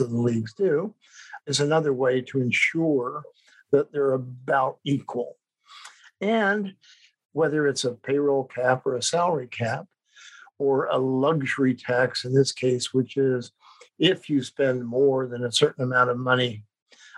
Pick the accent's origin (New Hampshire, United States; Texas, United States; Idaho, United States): Idaho, United States; moved away as an adult; also born or lived in Chicago; I grew up mainly in Idaho